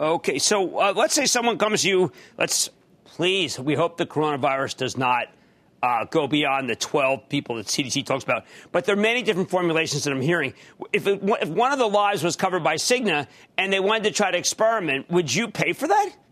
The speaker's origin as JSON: {"language": "English", "town": "Philadelphia", "region": "Pennsylvania", "country": "United States", "said": "I'm from Philadelphia"}